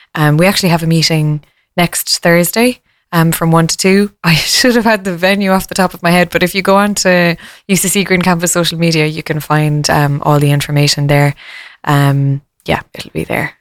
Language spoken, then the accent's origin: English; Killarney, Munster, Ireland; I come from Killarney in County Kerry